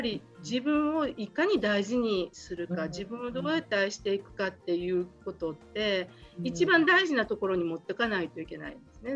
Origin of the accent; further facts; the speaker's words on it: Kobe, Hyogo, Japan; 神戸で生まれ育ってずっとここであの仕事をしています